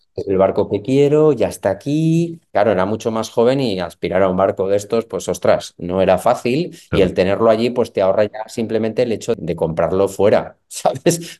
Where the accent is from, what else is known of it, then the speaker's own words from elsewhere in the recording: Valencia, Valencian Community, Spain; moved away as an adult; also born or lived in Barcelona; aunque soy de Valencia, me trasladé a Barcelona